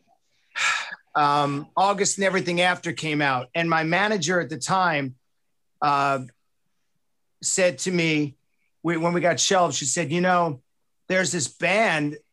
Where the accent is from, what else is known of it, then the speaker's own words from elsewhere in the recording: Long Island, New York, United States; moved away; I am from Wrong Island